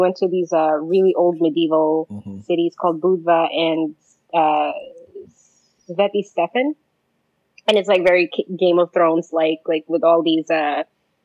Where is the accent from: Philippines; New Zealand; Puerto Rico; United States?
Philippines; now in Albania; I'm Filipino.